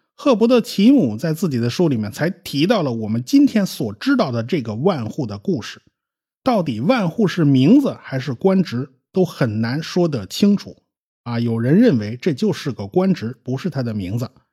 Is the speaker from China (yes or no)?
yes; China; 最早把火药用作军事用途的是我们中国人，世界上最早搞出火箭的也是我们中国人